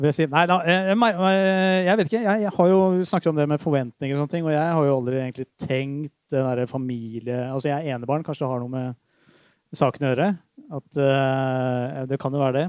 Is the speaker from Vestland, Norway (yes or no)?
no; Drøbak, Akershus, Norway; Jeg vokste opp i Drøbak